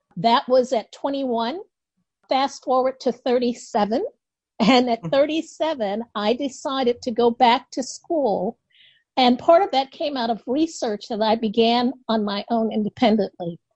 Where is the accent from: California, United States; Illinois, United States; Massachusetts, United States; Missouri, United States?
Illinois, United States; Chicago; I grew up in Henry Horner Projects right next to the Chicago Bulls Stadium